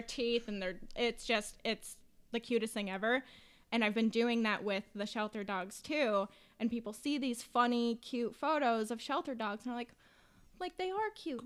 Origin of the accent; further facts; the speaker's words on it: Western Massachusetts, United States; I'm from Western Mass